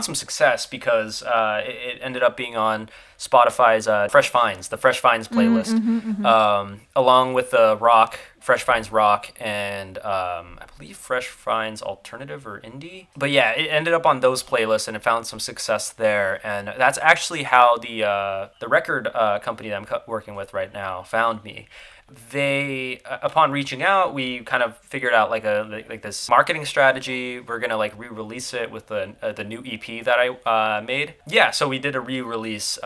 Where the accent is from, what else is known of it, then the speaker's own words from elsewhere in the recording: Florida, United States; accent: Southern twang; growing up in Florida, which is like one of the best places you could go and fish